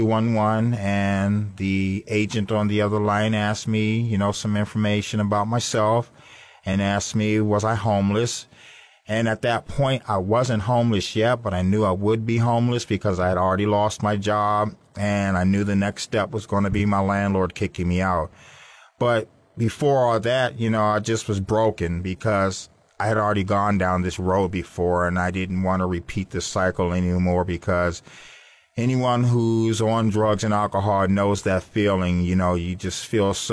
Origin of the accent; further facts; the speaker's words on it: Washington, District of Columbia, United States; now in Florida, United States; I'm from Washington, D.C., and I come from a large family, two loving parents